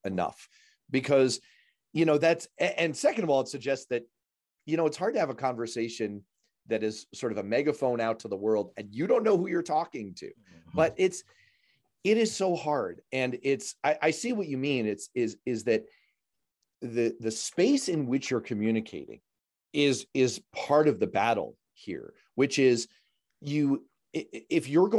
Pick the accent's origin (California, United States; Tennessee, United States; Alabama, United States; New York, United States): New York, United States; New York City; one of these exists in the neighborhood that I grew up in New York City